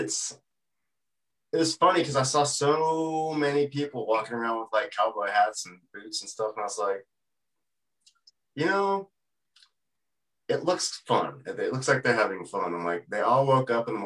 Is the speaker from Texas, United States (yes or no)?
yes; Texas, United States; also born or lived in California coast; now in Artesia, New Mexico, United States; I grew up in Texas